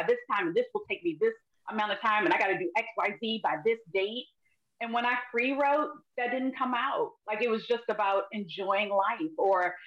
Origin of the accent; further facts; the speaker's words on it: Baltimore, Maryland, United States; I'm born and raised in Baltimore